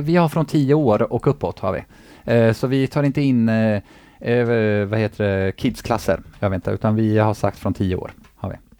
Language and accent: Swedish; Eskilstuna, Södermanland, Sweden; moved away as an adult; now in Gothenburg, Sweden; hemma i Eskilstuna